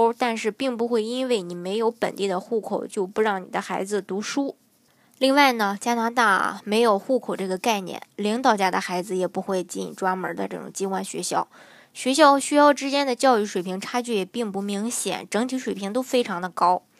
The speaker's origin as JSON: {"language": "Chinese", "country": "China", "said": "成长在中国的我们"}